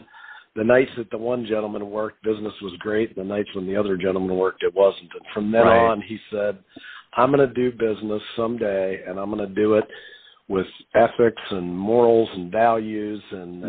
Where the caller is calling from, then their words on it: Columbus, Ohio, United States; Calling from beautiful Columbus, Ohio.